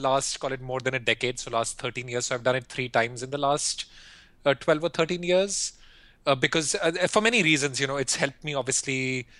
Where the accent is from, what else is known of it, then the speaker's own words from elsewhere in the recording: India; moved away as an adult; also born or lived in Philippines / Singapore / Europe; I grew up in India and I went to school in India, business school in India